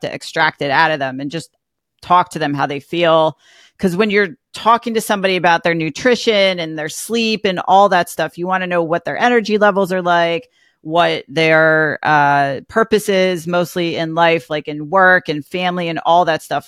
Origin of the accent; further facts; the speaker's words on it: Greenwich, Connecticut, United States; I grew up in Greenwich, Connecticut